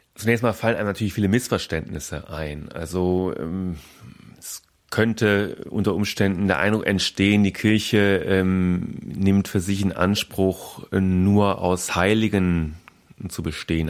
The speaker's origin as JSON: {"language": "German", "region": "Berlin", "country": "Germany", "said": "da kann ich glaube ich auch als Berliner äh, sagen"}